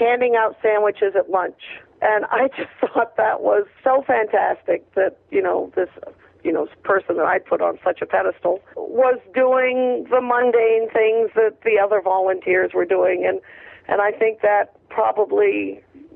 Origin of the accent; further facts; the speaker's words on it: Maine, United States; I was a kid from Maine without money to pursue a major career